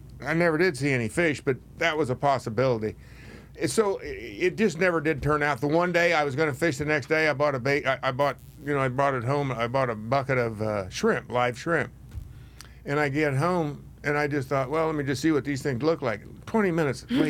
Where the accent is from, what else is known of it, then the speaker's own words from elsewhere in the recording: Kansas, United States; moved away; I'm from Kansas